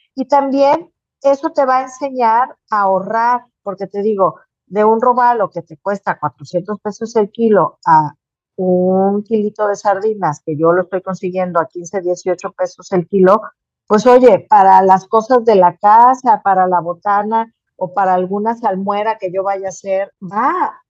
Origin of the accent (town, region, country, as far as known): Mexico